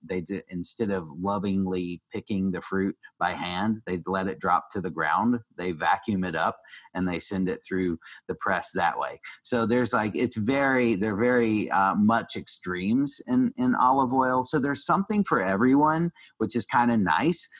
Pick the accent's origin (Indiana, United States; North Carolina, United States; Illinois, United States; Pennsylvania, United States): North Carolina, United States; Asheville; I, am a Southern boy. I grew up in Asheville, North Carolina